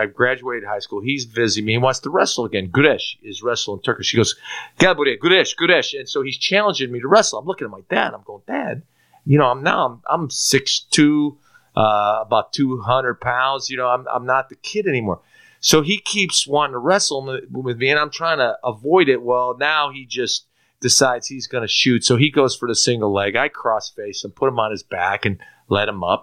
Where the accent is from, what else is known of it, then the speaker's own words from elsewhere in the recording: Chicago, Illinois, United States; also born or lived in Istanbul, Turkey; I was born in Istanbul, Turkey. I come to this country to play American football. You know, I grew up in Chicago.